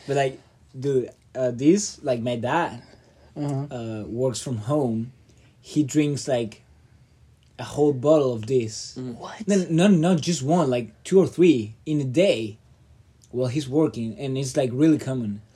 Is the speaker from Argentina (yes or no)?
yes; Argentina; now in United States; I'm from Argentina